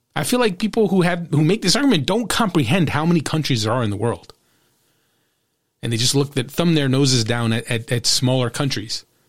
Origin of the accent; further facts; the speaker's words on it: New Jersey, United States; in my home state